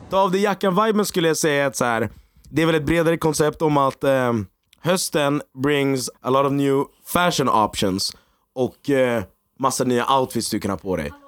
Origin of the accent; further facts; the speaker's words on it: Egypt; jag är egyptier också